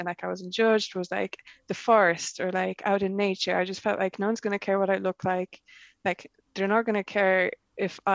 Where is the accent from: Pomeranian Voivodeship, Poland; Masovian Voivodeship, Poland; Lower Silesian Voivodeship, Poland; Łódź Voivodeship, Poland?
Łódź Voivodeship, Poland; Łódź; moved away; I grew up in Poland, I was born in Lodz